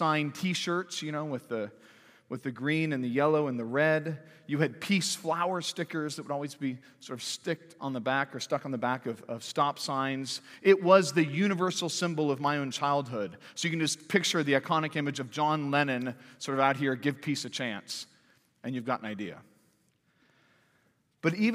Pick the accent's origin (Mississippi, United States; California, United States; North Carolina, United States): California, United States; Santa Cruz; now in Fayetteville, United States; growing up in Santa Cruz, California